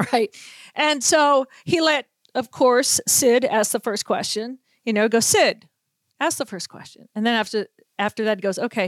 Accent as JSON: {"language": "English", "region": "New England", "country": "United States", "tie": "born or raised there", "also_born_or_lived": "Chicago", "moved": "as an adult", "lives_now": "Minnesota, United States", "said": "as a young girl growing up in New England"}